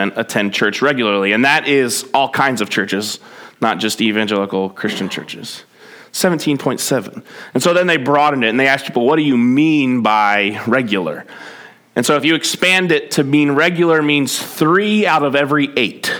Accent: New Jersey, United States; moved away; I grew up in New Jersey

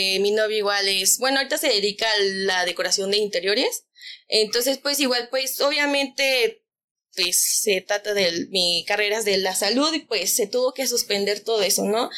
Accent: Mexico; como buen mexicano

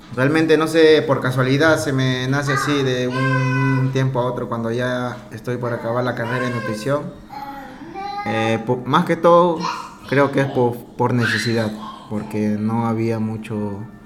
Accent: Peru; moved away as an adult; also born or lived in Italy / France / Spain; now in Dubai, United Arab Emirates; soy peruano, con orgullo, cholo a pura sangre

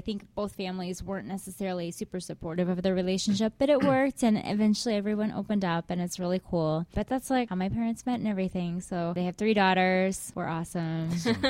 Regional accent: Wichita, Kansas, United States; moved away as an adult; also born or lived in Topeka, Kansas; now in Cleveland, United States; I am from Kansas. Mm-hmm. I am from the Wichita area in Kansas, which is cool.

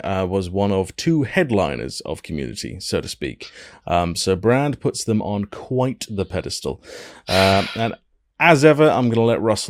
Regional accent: Wales, United Kingdom; my home country of Wales

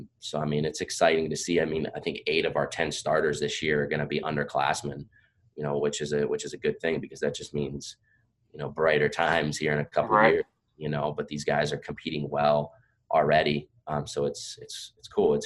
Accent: Pennsylvania, United States; moved away as an adult; now in Virginia, United States; I'm from Pennsylvania. I grew up there

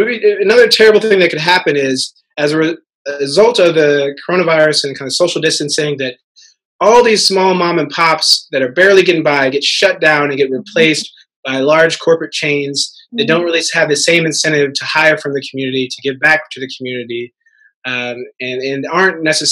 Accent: Missouri, United States; moved away as an adult; also born or lived in Harlem, New York; now in New York, United States; I'm from Missouri.

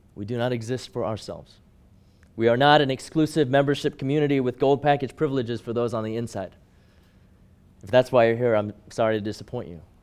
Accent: Hong Kong; growing up in Hong Kong

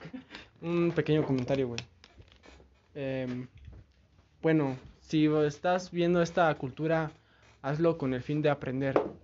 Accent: Mexico; yo soy una persona mexicana, güey. Soy mexicano, me gusta mi país

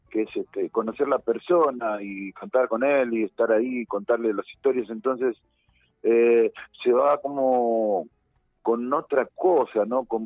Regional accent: Montevideo, Uruguay

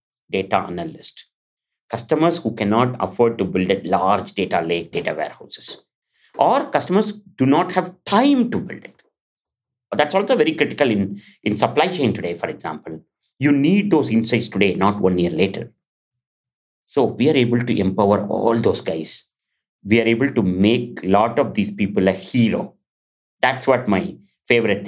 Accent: India; moved away; when I was 7, I'm from India. And I'm in a remote village

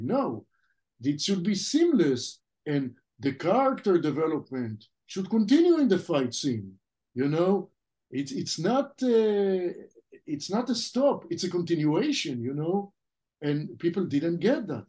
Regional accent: Israel; first language French; English is a second language; moved away as an adult; The language that we spoke at home as a kid, the first language I spoke was French, even though I grew up in Israel.

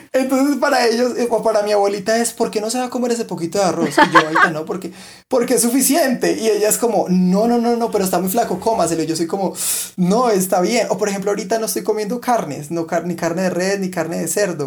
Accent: Colombia; en Colombia tenemos

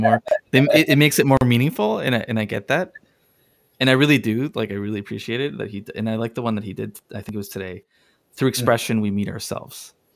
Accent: Ecuador; moved away; I'm from Ecuador.

